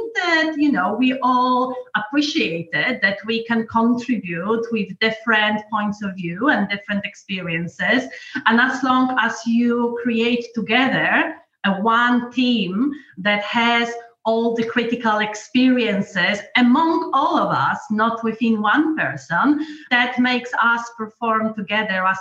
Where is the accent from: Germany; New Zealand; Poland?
Poland; also born or lived in London / South America; now in Norfolk, United Kingdom; I've grown up in communist Poland